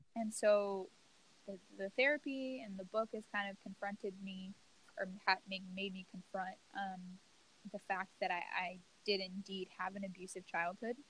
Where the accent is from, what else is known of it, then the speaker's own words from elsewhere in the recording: Louisiana, United States; moved away as an adult; I grew up in the South in you know Louisiana